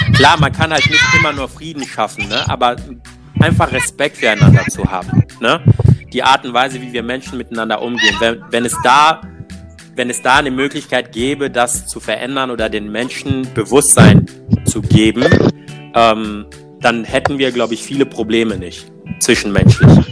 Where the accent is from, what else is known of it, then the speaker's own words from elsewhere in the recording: Togo; now in Cologne, Germany; ich bin selber schwarz, bin in Togo geboren